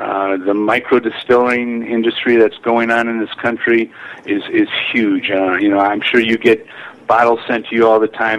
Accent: Michigan, United States; I'm from Michigan

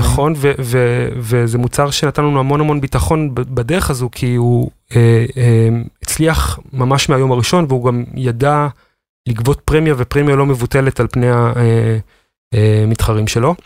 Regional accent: the Krayot, Haifa District, Israel; now in Givatayim, Israel; אני מגבעתיים, במקור מהקריות

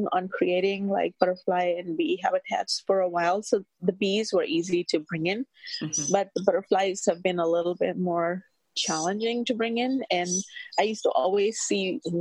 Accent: India; moved away; I'm from India

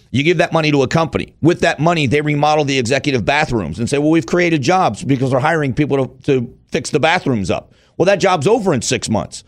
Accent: Arizona, United States; I'm from Arizona

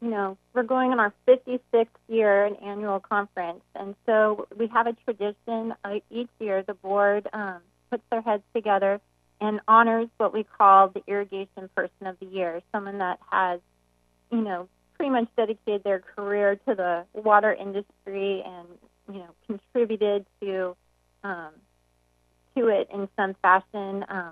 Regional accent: Walla Walla, Washington, United States; No, I've bounced around too, but I went to high school actually in Washington State, in Walla Walla, Washington.

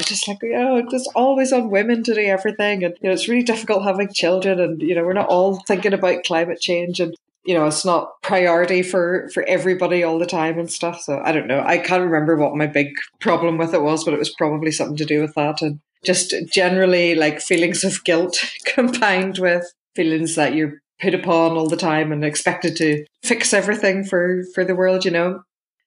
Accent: Lisburn, Northern Ireland, United Kingdom; I grew up in Lisburn in Northern Ireland, which is just about an hour south of Belfast.

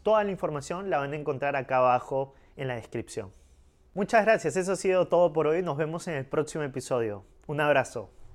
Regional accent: Peru

